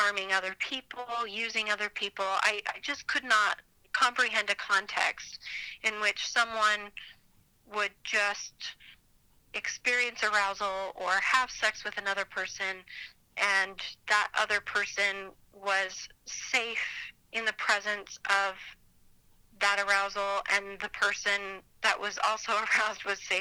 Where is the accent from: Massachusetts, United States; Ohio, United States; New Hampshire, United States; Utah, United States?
Utah, United States; Provo; I grew up in Utah County, so schools and churches were filled with very similar types of people